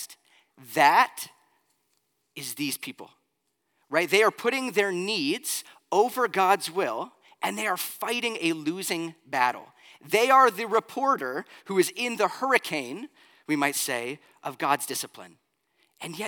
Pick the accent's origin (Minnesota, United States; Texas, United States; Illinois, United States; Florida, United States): Florida, United States; moved away; also born or lived in Pennsylvania; growing up in Florida